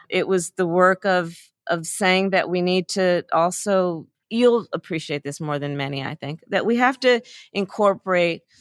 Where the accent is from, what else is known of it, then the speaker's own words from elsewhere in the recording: Oakland, California, United States; I was born in Oakland, California, which is at the heartbeat, I think, of Alameda County, which is a very large county.